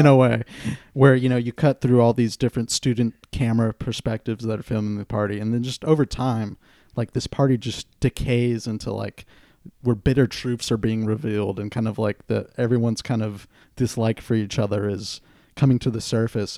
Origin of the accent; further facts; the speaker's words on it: Santa Cruz, California, United States; it depicts Santa Cruz, my hometown